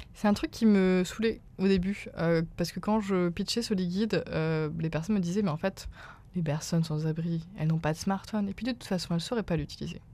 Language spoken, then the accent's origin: French; Remiremont, Grand Est, France; moved away as an adult; also born or lived in Rennes; now in Paris, France; Je viens des Vosges, petite bourgade qui s'appelle Remiremont